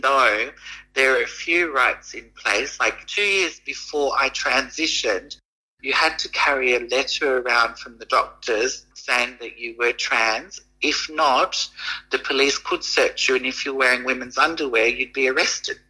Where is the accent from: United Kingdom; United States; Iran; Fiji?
Fiji; I'm from Fiji